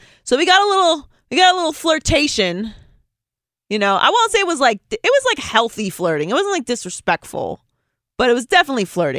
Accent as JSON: {"language": "English", "town": "Pittsburgh", "region": "Pennsylvania", "country": "United States", "tie": "born or raised there", "said": "let's talk about this disaster in my hometown of Pittsburgh next."}